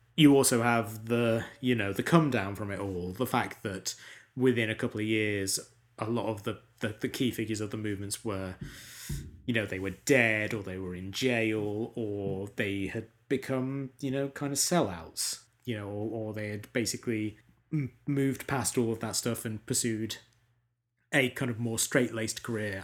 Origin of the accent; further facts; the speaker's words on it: United Kingdom; as a British person